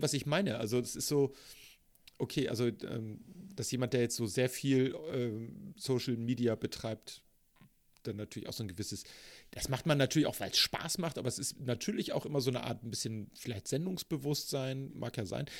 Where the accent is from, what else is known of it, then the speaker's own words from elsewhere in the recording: Hamburg, Germany; Was mich zu einem hm. geborenen und gebürtigen Hamburger macht